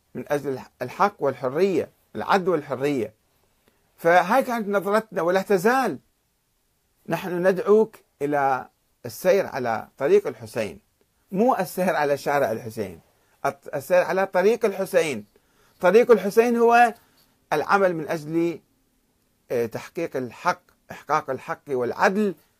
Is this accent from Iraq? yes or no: yes; Karbala, Karbala Governorate, Iraq; أنا ابن كربلاء